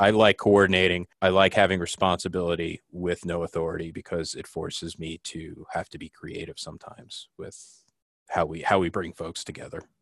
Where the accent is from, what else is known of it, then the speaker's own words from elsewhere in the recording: New Jersey, United States; moved away as an adult; now in Jackson Hole, United States; I'm originally from New Jersey